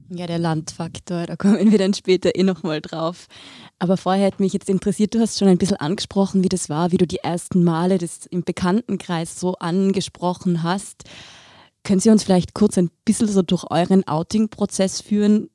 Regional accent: Tyrolean Oberland, Austria; ich bin ja auch im Tiroler Oberland aufgewachsen

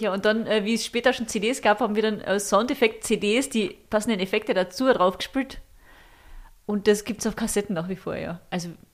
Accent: Völkermarkt, Carinthia, Austria; wir sind in Völkermarkt aufgewachsen und da in einem kleinen Ort daneben

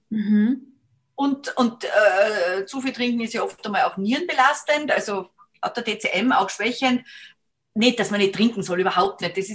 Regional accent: Salzburg, Austria; wenn wir am Berg gegangen sind, bin aus Salzburg, da sind die, sind wir viel gegangen

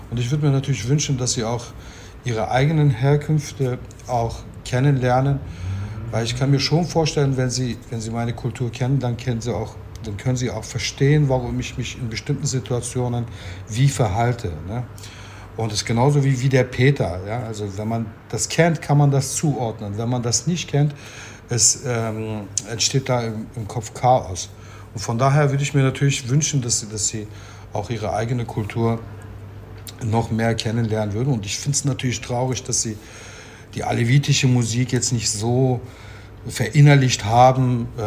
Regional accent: Turkey; now in Germany; also ich habe mich ja immer als Türke gefühlt hier, aber es war als Türke ist Deutschland meine Heimat sozusagen. Ich kann mir nicht vorstellen, dass ich jetzt in Ankara leben kann oder in Istanbul leben kann.

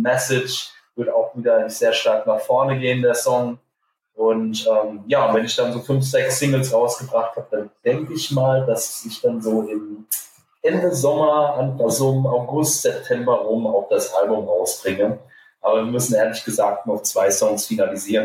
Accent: Hesse, Germany; als Hesse

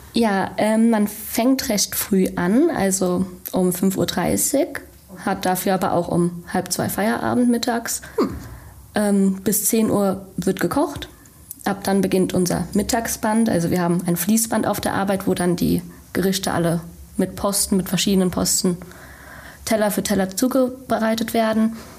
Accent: Frankfurt, Germany; moved away as an adult; now in Bochum, Germany; komme ursprünglich aus Frankfurt und lebe jetzt seit der Ausbildung in Bochum

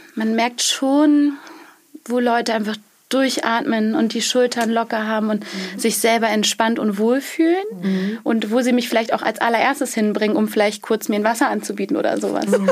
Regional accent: Schleswig-Holstein, Germany; ursprünglich ähm, aus Schleswig-Holstein aus äh, vom Bauernhof

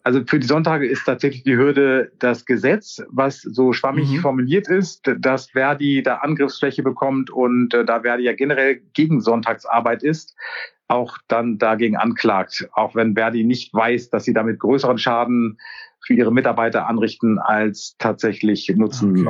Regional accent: Kiel, Schleswig-Holstein, Germany; moved away as an adult; also born or lived in Walsrode; ich komme ursprünglich aus Kiel

